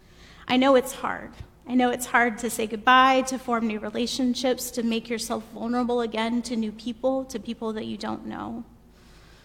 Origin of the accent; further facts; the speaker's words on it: the South, United States; now in Pasadena, United States; a white woman from the South